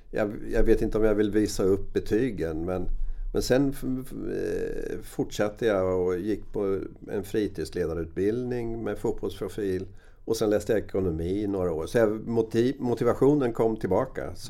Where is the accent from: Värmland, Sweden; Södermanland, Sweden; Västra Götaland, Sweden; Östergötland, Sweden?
Östergötland, Sweden; Rimforsa; Varför ska jag spela i ett B-lag när jag kan spela hemma i Rimforsa?